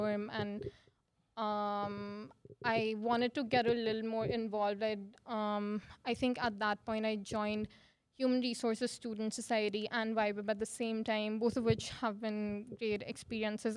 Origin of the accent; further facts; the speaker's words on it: Ahmedabad, Gujarat, India; moved away as an adult; now in Saskatoon, Canada; I moved here from Ahmedabad, India. So I am from India.